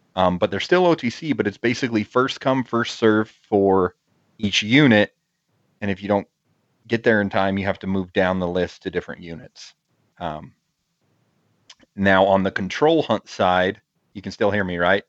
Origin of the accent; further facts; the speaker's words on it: Utah, United States; my home state of Utah